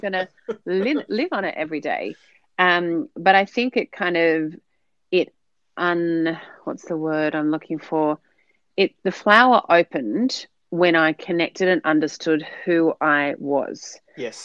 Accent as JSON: {"language": "English", "town": "Sydney", "region": "New South Wales", "country": "Australia", "moved": "as an adult", "lives_now": "New Zealand", "said": "I am an, an Aussie living in New Zealand. So hailing originally uh, from Sydney with a with a Dutch background"}